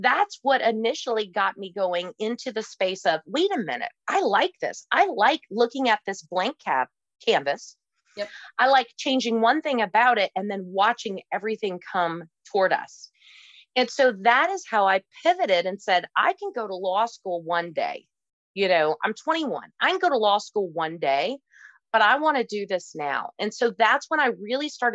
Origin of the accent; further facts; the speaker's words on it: Kentucky, United States; I come from Kentucky